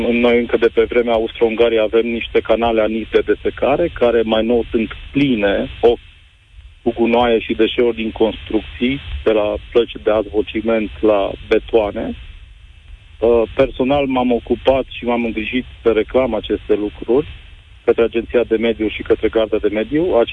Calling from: Timișoara, Timiș County, Romania; Domnilor, bună ziua, vă sunt din Timișoara.

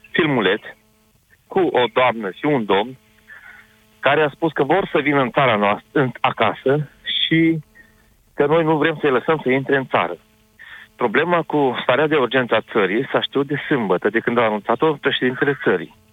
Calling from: Cluj-Napoca, Cluj County, Romania; Sunt un cetățean din Cluj, foarte supărat și revoltat totodată.

